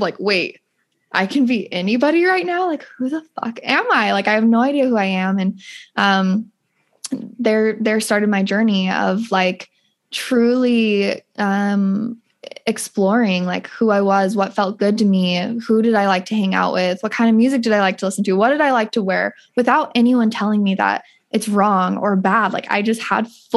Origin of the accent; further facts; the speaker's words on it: Utah, United States; I grew up in Utah